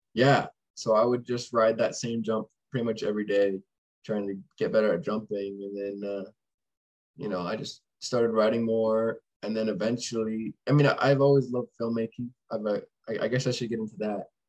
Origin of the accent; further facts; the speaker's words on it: Rogers, Arkansas, United States; I was born in Rogers, which is right next to Bentonville um, and pretty much grew up there, just in the cities around, moving over time, and still live here today